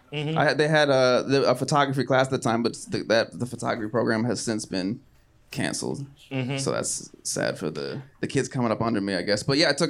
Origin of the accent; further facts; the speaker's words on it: outside Philadelphia, Pennsylvania, United States; Right outside of Philadelphia, but between Philadelphia and Wilmington, Delaware.